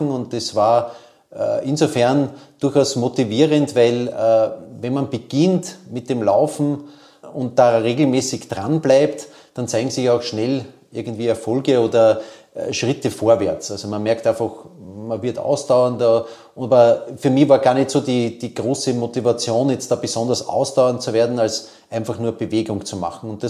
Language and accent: German; Vienna, Austria; der ist bei uns im sechsten Bezirk, wo ich aufgewachsen bin, immer zunächst einmal äh, auf, entlang der Gumpendorfer Straße äh, gegangen.